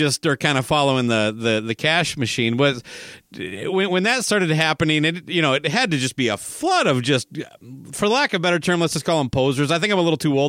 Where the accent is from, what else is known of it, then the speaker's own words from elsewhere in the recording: Minnesota, United States; growing up in Minnesota, we had flannel and long underwear